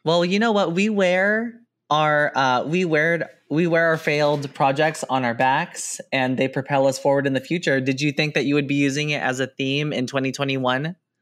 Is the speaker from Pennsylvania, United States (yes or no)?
no; San Jose, California, United States; I grew up in San Jose